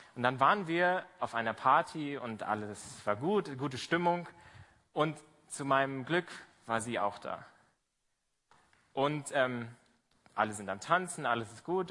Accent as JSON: {"language": "German", "region": "Berlin", "country": "Germany", "tie": "born or raised there", "moved": "as an adult", "said": "Ich komme aus Berlin. Ähm, ich bin in der Baptistengemeinde in der Bergmannstraße in Kreuzberg groß geworden"}